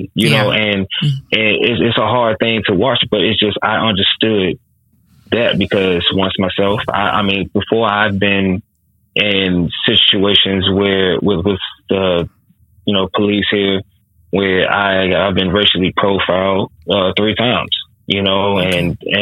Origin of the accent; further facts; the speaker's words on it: United States; being American, a Black American man